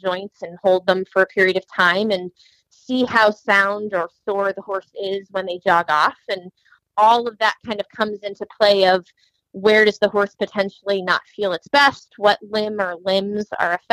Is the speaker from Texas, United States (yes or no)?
no; Central Ohio, United States; I was from Central Ohio